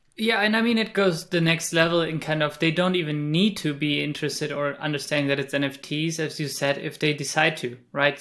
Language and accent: English; Spain; moved away; I'm, I think, Spanish